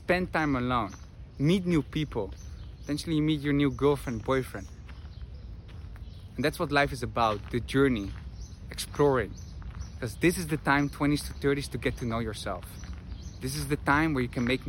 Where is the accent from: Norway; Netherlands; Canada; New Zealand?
Netherlands; moved away as an adult; also born or lived in Madrid; I'm from the Netherlands, currently live in Madrid 5 months a year and travel the world